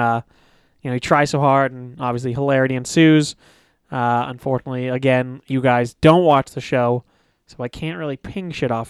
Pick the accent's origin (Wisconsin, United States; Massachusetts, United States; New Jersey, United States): Massachusetts, United States; Stoneham; I've been told to get blacker because I was from Stoneham, Massachusetts.